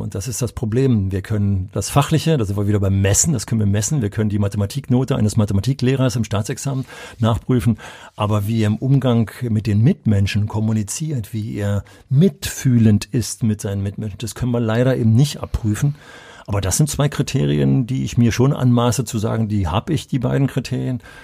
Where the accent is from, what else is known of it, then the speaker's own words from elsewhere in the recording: Berlin, Germany; ich hätte mich als Berliner nie getraut